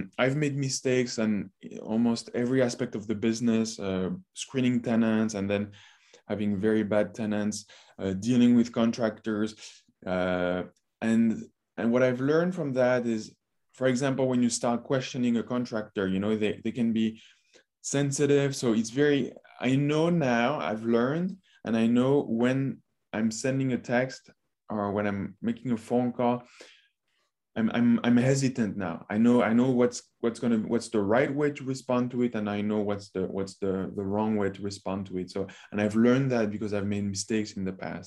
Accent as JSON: {"language": "English", "country": "France", "tie": "born or raised there", "moved": "yes", "said": "I grew up in France"}